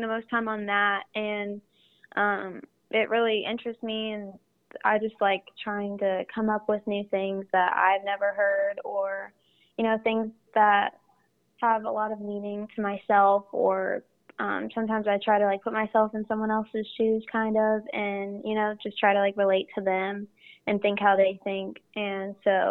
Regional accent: Phoenix, Arizona, United States; also born or lived in Columbus, Ohio; we moved to Arizona whenever I was super young.

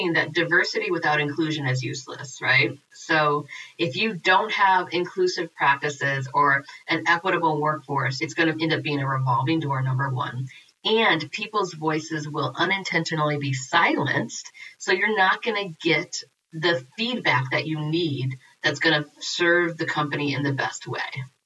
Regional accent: Peoria, Illinois, United States; now in Madison, United States; I'm in Madison, Wisconsin, but I'm from Peoria, Illinois

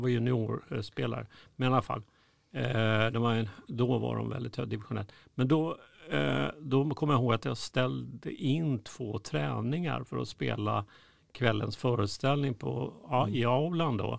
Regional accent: Stockholm, Stockholm County, Sweden; also born or lived in Spånga, Stockholm; ute i Spånga dit vi flyttade från Södermalm

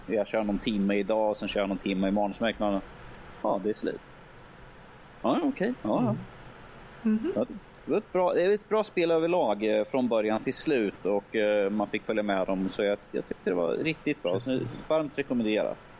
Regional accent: Örebro, Örebro County, Sweden; som örebroare

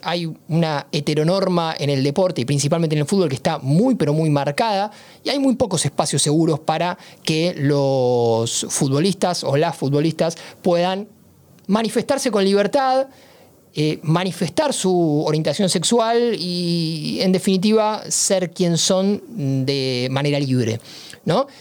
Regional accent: Argentina; soy argentino

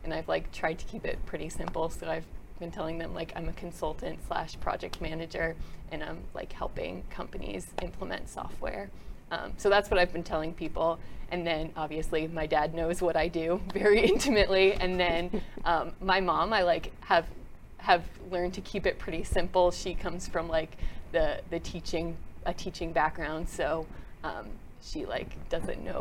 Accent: Southlake, Texas, United States; also born or lived in New Jersey / Borger, Texas / San Diego, California; I was born in New Jersey originally, but spent like most of my childhood in the DFW area in South Lake

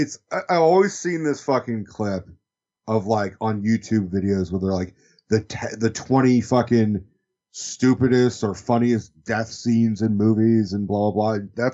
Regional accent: Maine, United States; when I was like 12, I was convinced that a clown was chasing after me. Like, I grew up in Maine.

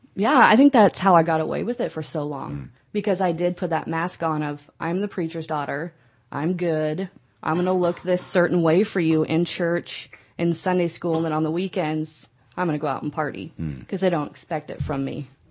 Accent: Nebraska, United States; moved away as an adult; now in California, United States; I am from the Midwest, from Nebraska

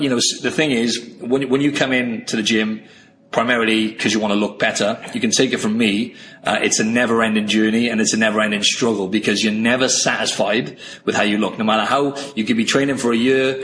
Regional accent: Wales, United Kingdom; moved away as an adult; now in Sydney, Australia; I'm from the UK originally. I'm from Wales in the UK, and I came over to Australia

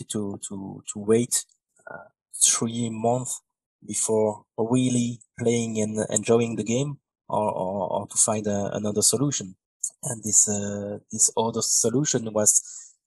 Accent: Belgium; English is a second language; I'm from Belgium, in Europe.

